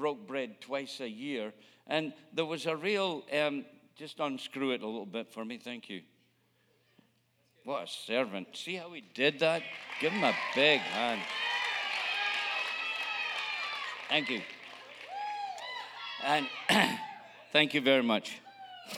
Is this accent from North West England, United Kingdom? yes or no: no; Scotland, United Kingdom; moved away; I'm a Scotsman